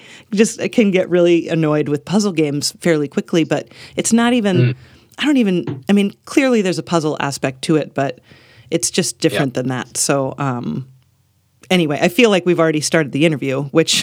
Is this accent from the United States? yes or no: yes; United States; I'm an American